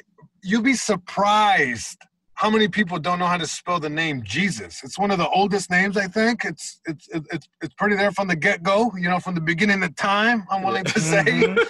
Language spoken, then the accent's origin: English; Long Beach, California, United States; just growing up in Long Beach, you know. You know, there's hoods everywhere, and I grew up in a very specific hood, you know, east side Long Beach